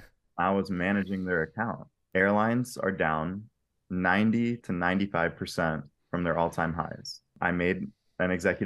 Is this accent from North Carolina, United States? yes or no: yes; Asheville, North Carolina, United States; also born or lived in South Florida; I was born in South Florida, lived there through elementary school, moved to North Carolina, and was there from elementary school through high school. Loved Asheville, North Carolina.